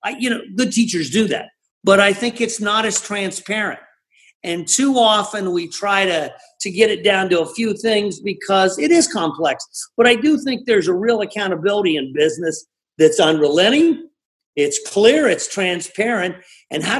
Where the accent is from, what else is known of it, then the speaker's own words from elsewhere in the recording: Ireland; I'm Irish